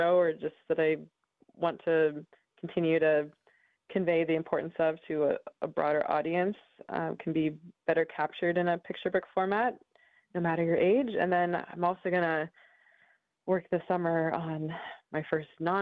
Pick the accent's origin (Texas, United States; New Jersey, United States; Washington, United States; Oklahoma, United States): Washington, United States; Seattle; I grew up in the Seattle area.